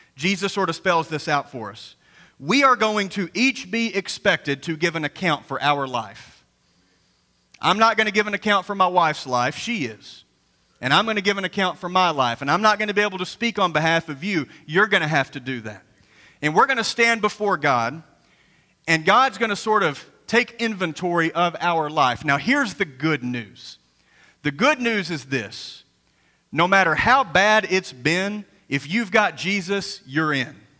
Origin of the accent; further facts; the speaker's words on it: Graves County, Kentucky, United States; coming from a Graves County boy like myself